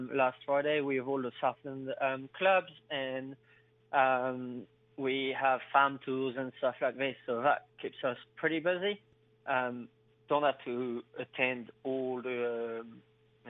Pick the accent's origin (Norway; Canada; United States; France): France; moved away as an adult; also born or lived in England; now in Winton, New Zealand; Originally, I'm coming from France